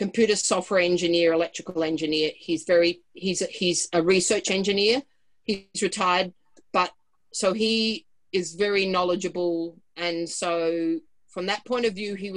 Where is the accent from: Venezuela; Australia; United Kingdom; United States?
Australia; now in Whistler, Canada; we're both Australian, but I live here and I've got two sons here